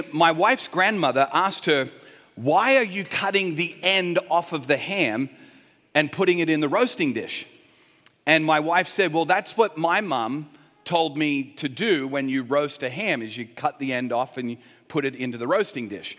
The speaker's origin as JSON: {"language": "English", "town": "Sydney", "region": "New South Wales", "country": "Australia", "tie": "born or raised there", "said": "I grew up in Sydney"}